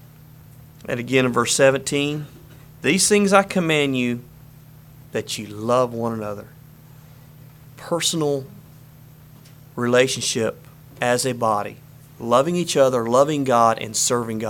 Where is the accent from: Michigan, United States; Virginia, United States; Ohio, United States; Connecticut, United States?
Virginia, United States; Harrisonburg; we're from Harrisonburg, Virginia